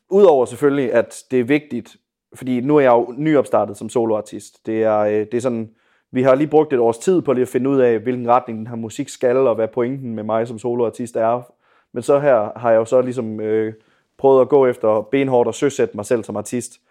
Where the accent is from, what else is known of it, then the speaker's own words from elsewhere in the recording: Viborg, Central Denmark Region, Denmark; Men ja, jeg er oprindelig fra Viborg, og ja, har øh, spillet med, øh, på noget bedre før.